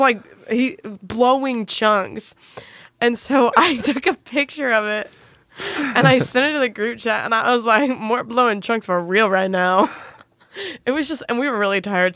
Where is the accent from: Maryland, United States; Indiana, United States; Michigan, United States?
Indiana, United States; Plainfield; I am from Plainfield, Indiana. I went to high school there